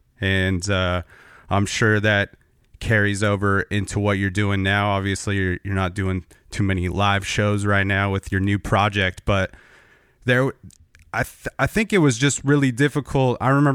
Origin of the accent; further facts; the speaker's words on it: California, United States; now in Portland, United States; And I'm up in Portland now, but I grew up out in Southern California outside of LA.